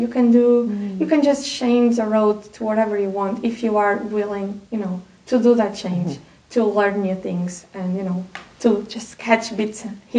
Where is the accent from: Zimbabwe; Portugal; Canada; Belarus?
Portugal; English is a second language; just to be able to go home and enjoy